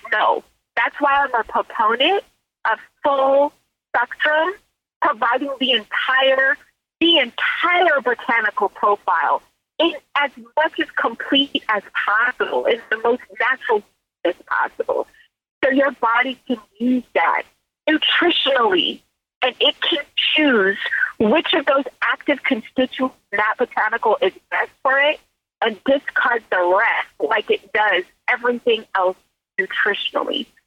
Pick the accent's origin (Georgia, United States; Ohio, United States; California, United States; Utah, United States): California, United States; Silicon Valley; also born or lived in Mississippi; I grew up in California in the Silicon Valley